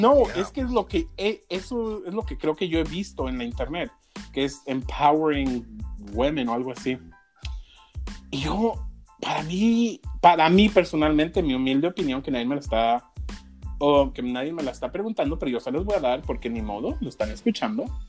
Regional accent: Mexico; moved away; yo soy mexicano, soy nacido en México

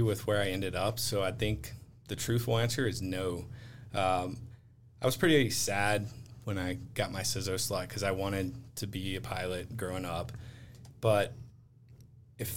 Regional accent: Montgomery, Alabama, United States; now in Colorado Springs, United States; I grew up outside of Maxwell Air Force Base in Alabama and went to high school

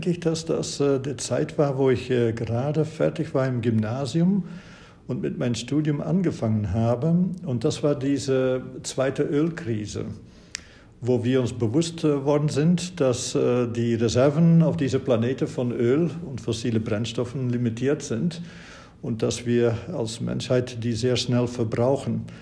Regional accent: Flanders, Belgium; Und Sie wissen, ich habe studiert an der Universität Löwen in Belgien. Ich stamme aus Flandern

